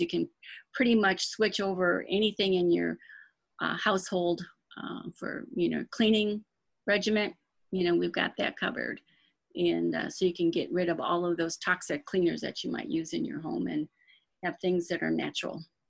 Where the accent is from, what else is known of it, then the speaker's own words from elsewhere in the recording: Dearborn Heights, Michigan, United States; moved away as an adult; now in St. Louis, United States; I was born and raised in Dearborn Heights, Michigan, which is outside of Detroit